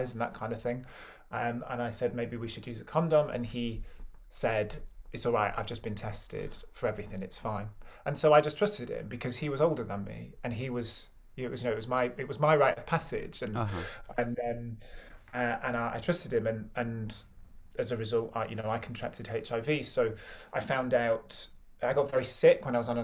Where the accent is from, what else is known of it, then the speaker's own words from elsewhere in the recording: Stockport, North West England, United Kingdom; I grew up in Stockport, which is like a little growth on the bottom of Greater Manchester, a little satellite town.